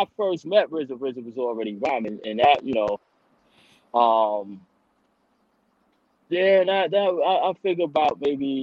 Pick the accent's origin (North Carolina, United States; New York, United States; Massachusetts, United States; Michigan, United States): New York, United States; New York City; I'm from Queens